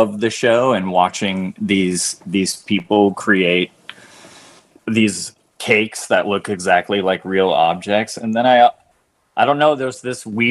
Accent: Orange, California, United States; I grew up in Southern California

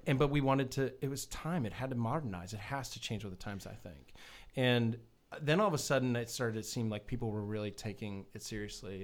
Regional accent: New England, United States; now in Florida, United States; I'm from New England originally

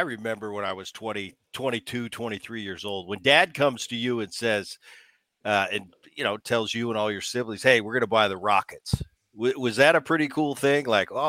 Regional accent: Philadelphia, Pennsylvania, United States; I remember, Gavin, I grew up in Philadelphia. My dad was playing for the Phillies all throughout the 70s. And so I was a Philly kid.

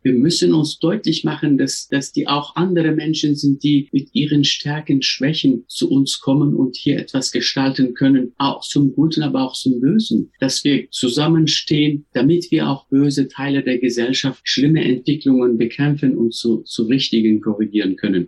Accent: Turkey; German is a second language; moved away as an adult; now in Germany; Ich bin ja in der Türkei geboren, aufgewachsen, auch äh, dort sozialisiert

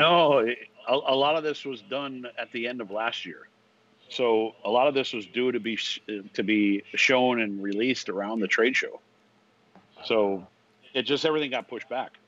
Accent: Maine, United States; I'm from Maine

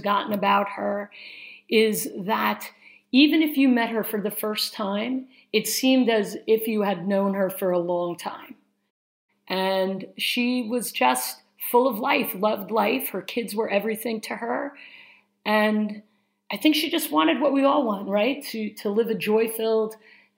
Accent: Syosset, New York, United States; we grew up in Syosset, Long Island, which is in New York

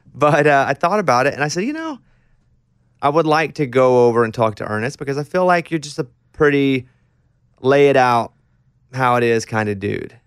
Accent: Arkansas, United States; now in Nashville, United States; growing up in Arkansas, ten years before I did

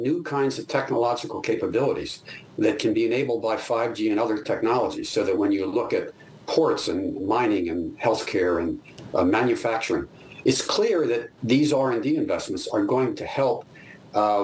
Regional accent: United States; as an American

